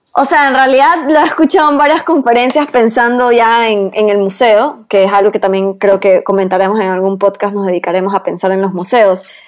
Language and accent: Spanish; Ecuador; como ecuatorianos